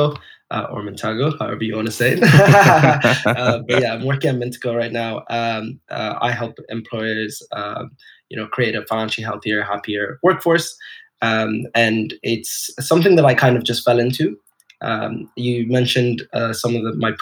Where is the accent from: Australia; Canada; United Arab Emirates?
United Arab Emirates; Dubai; moved away as an adult; also born or lived in Edinburgh; I grew up in Dubai, and Dubai is a melting pot of cultures